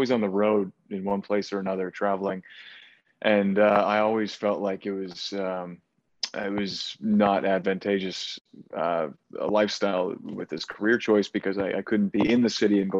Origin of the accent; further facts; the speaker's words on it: Edmonton, Alberta, Canada; my hometown of Edmonton